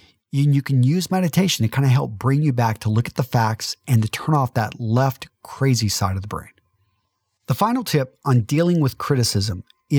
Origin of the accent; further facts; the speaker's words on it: Midland, Texas, United States; For some of you that know that I'm a conservative from Midland, Texas